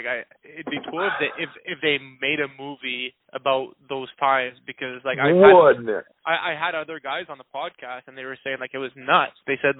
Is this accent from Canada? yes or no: yes; Cornwall, Ontario, Canada; So I'm from Cornwall